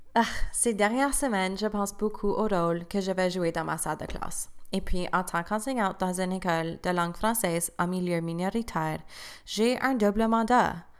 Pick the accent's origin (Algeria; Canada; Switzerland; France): Canada; Cornwall, Ontario; first language French; je parlais comme une fille élevée à Cornwall